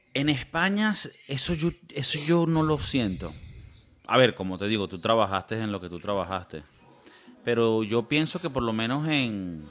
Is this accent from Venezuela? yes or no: yes; Venezuela; Ahora somos venezolanos